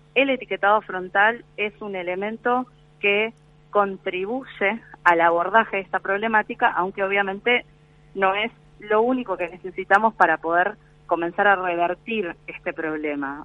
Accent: Argentina; estamos como país Argentina

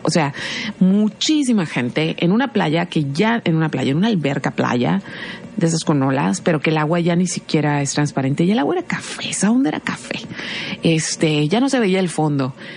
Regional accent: Mexico; lo que somos como sociedad mexicana

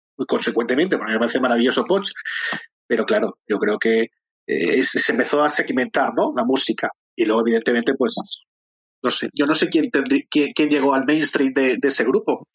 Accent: Madrid, Community of Madrid, Spain; Yo soy de Madrid, de Chamberí

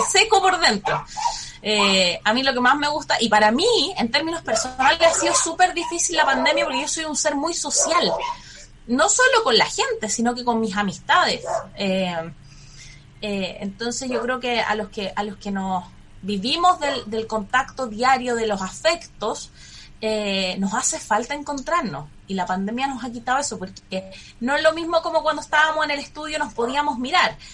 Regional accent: Santiago, Santiago Metropolitan Region, Chile; Yo nací en Santiago el año 84, tengo 36 años.

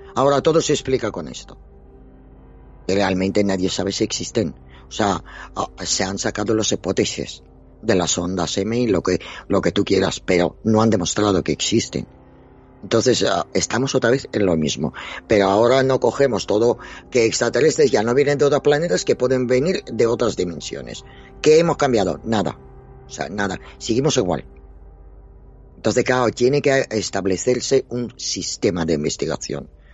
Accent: Dnipro, Dnipropetrovsk Oblast, Ukraine; now in Spain; soy ucraniana. O sea, yo he nacido en la Unión Soviética

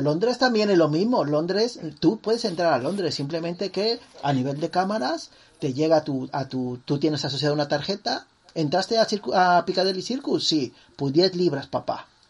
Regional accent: Mexico; como mexicanos

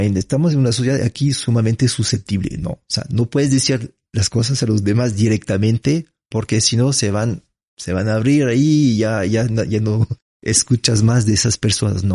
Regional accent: France; Spanish is a second language; moved away as an adult; now in Ecuador; nací en Francia

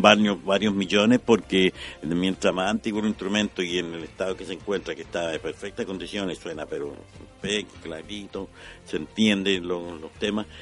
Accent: La Serena, Coquimbo, Chile; moved away; yo soy nací en La Serena

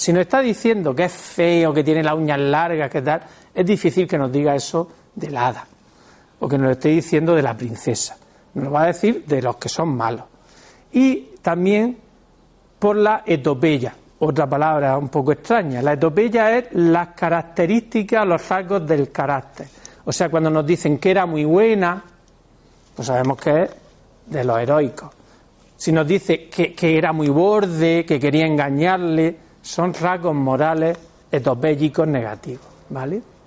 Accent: Spain; somos españoles

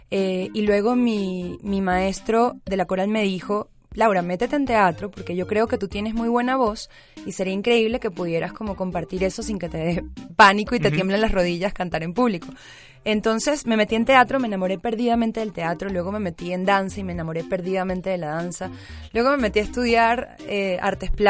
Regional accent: Caracas, Capital District, Venezuela; moved away as an adult; now in Mexico City, Mexico; yo soy cantautora, nací en Caracas, Venezuela, y tengo dos años y medio ya viviendo acá en Ciudad de México.

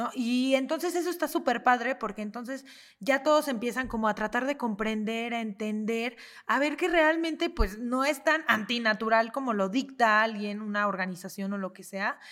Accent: Mexico; como mexicanos

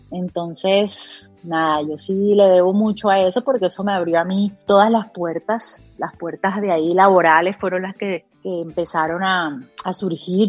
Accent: Montería, Córdoba, Colombia; yo soy de Montería

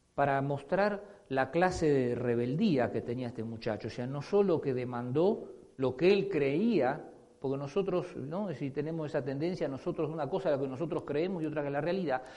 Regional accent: Argentina; moved away; Como decimos en mi país

